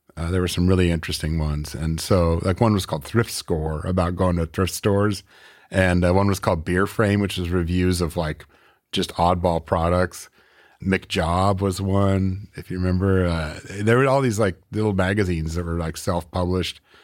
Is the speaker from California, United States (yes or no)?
yes; Northern California, United States; moved away as an adult; also born or lived in Oakland / Grass Valley / Nevada City / Chico; now in Portland, United States; I'm from California, actually. I, I grew up in Northern California.